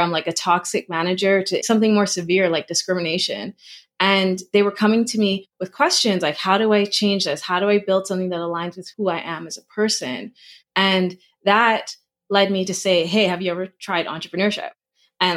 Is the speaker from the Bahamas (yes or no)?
yes; Bahamas; moved away as an adult; now in Toronto, Canada; I am from the Bahamas. I live between the Bahamas and Toronto, Canada